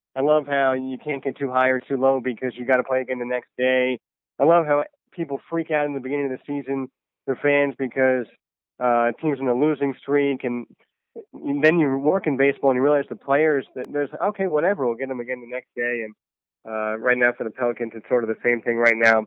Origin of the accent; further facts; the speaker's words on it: New Jersey, United States; Me and my dad would listen to the Mets on the radio all the time growing up in New Jersey